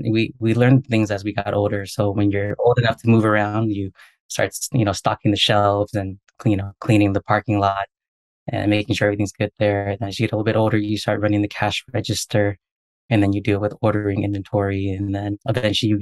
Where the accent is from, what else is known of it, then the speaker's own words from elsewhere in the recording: United States; I was born here in the States. So first one here